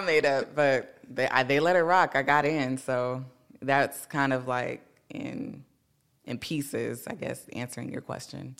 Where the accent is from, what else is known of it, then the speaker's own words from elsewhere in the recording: Carson, California, United States; I'm from Carson, California